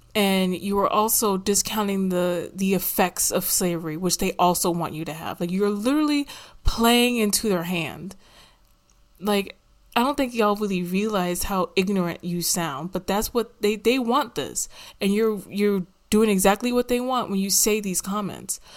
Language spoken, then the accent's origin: English; United States; I don't really like having to claim America, but that's where the hell I'm from